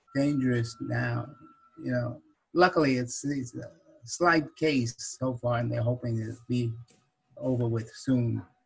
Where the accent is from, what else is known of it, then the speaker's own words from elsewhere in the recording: Huntington, New York, United States; Huntington, Long Island, that's my hometown